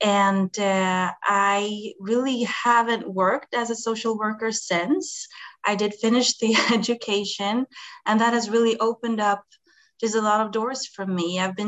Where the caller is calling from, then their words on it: Sweden; English is a second language; I'm calling from Sweden.